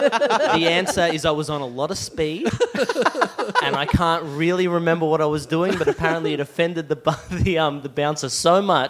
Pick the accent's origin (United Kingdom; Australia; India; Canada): Australia; Werribee, Victoria; I grew up in Werribee where there's only two nightclubs.